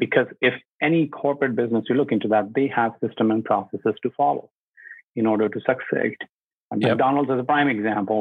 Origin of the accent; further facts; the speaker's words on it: India; English is a second language; also born or lived in North Oakville, Ontario, Canada; now in Oakville, Canada; I'm from India. So my parents still there, my younger brother there